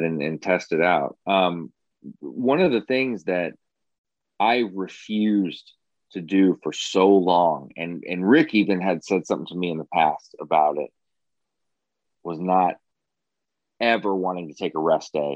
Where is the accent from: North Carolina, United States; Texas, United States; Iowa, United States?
Iowa, United States; I was from Iowa